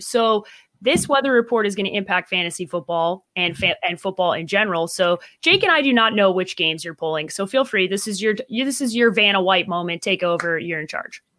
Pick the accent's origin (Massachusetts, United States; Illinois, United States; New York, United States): Illinois, United States; Chicago; now in Arizona, United States; How's my hometown looking